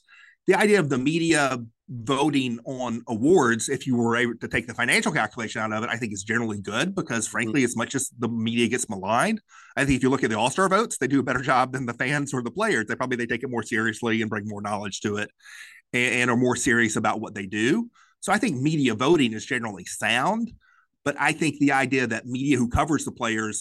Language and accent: English; Arkansas, United States; now in Memphis, United States; I'm from the South, I grew up in Arkansas, I grew up in small towns.